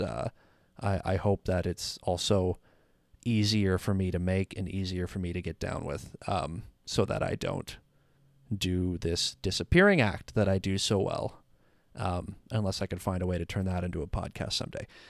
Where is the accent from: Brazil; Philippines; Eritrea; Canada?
Canada; I'm Canadian